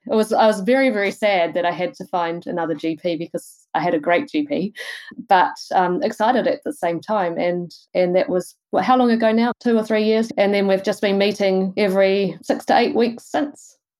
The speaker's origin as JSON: {"language": "English", "region": "Wellington", "country": "New Zealand", "also_born_or_lived": "Rotorua", "moved": "as an adult", "lives_now": "Tauranga, New Zealand", "said": "I'm from Wellington originally"}